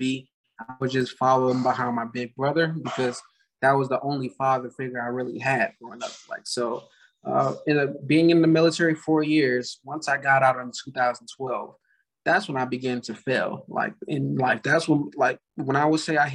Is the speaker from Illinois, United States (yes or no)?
no; Gary, Indiana, United States; moved away as an adult; now in Las Vegas, United States; I grew up in Gary, Indiana